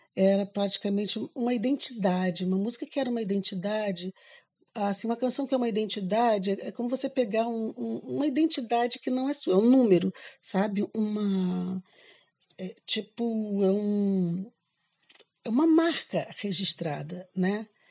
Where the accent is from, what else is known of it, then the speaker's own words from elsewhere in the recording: Rio de Janeiro, Brazil; moved away as an adult; now in Florianópolis, Brazil; sou carioca, mas eu moro há 28 anos em Florianópolis.